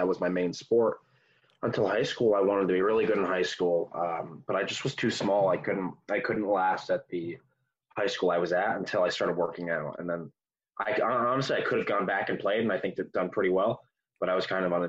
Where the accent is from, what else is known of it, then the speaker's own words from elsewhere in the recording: New Jersey, United States; I love it. A lot of people complain about it. I love Jersey. I think it's one of the best places to raise a kid.